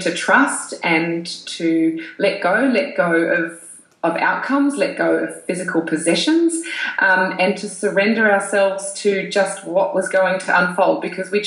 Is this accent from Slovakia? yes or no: no; New Zealand; also born or lived in Europe; now in Sydney, Australia; I'm from New Zealand